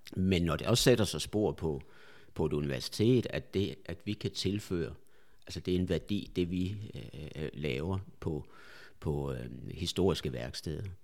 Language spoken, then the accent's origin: Danish; a small village outside Viborg, Central Jutland, Central Denmark Region, Denmark; moved away; also born or lived in Albertslund; nu skal vi helt tilbage til, til Midtjylland, ja. en lille landsby uden for Viborg